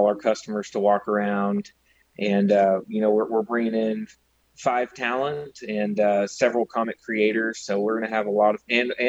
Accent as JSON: {"language": "English", "town": "Yukon", "region": "Oklahoma", "country": "United States", "tie": "born or raised there", "also_born_or_lived": "Edmond, Oklahoma", "said": "born and raised in Yukon my whole life"}